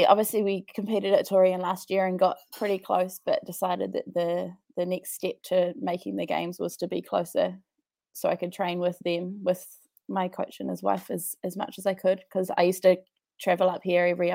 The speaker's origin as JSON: {"language": "English", "country": "New Zealand", "also_born_or_lived": "Wellington, New Zealand / Dunedin, New Zealand", "said": "I am from New Zealand"}